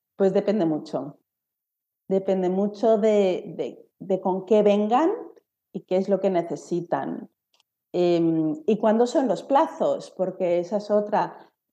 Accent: Spain; now in Germany; soy de España

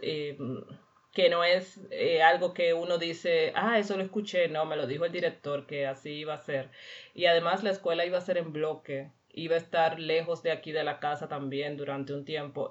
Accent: Cuba; moved away as an adult; now in Weiler-Simmerberg, Germany; yo vengo de Cuba

